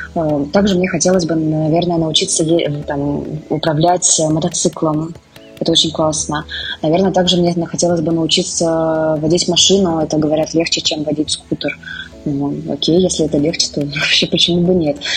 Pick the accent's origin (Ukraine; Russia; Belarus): Russia; moved away as an adult; also born or lived in Moscow; now in India; мы из России